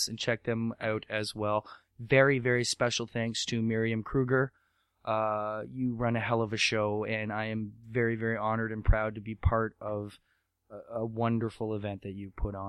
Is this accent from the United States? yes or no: no; Canada; I'm from Canada